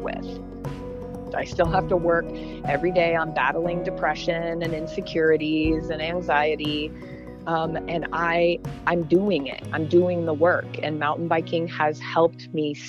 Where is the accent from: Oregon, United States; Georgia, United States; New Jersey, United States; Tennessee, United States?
Oregon, United States; Portland; moved away as an adult; also born or lived in Los Angeles; I was born and raised in Portland, Oregon, in the rain.